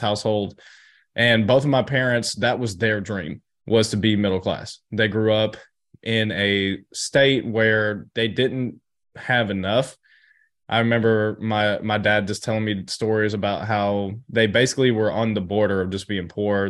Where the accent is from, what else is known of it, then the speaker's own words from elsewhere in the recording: Chattanooga, Tennessee, United States; I grew up in Chattanooga, Tennessee